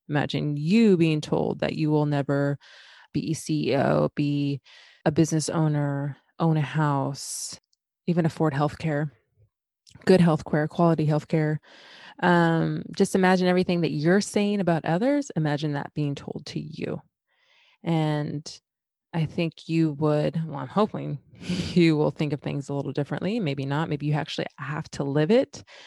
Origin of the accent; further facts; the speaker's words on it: West Linn, Oregon, United States; growing up in West Lynn, and that happens to be a city in Oregon